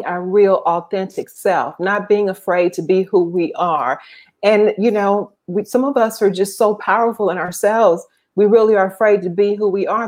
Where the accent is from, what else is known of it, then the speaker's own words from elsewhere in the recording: Mississippi, United States; moved away as an adult; also born or lived in San Francisco; I grew up in Mississippi